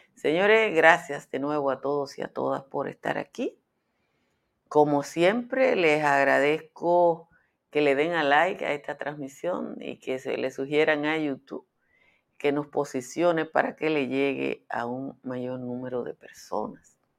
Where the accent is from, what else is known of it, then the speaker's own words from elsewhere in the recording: Dominican Republic; Como los dominicanos siempre andamos en arrimia histórica